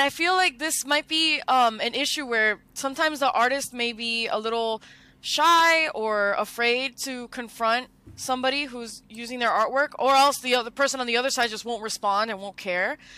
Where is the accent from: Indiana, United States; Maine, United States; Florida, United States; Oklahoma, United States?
Florida, United States; Miami; I grew up in Miami